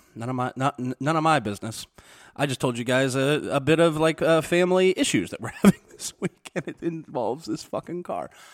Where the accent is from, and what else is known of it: Missouri, United States; born or raised there; moved away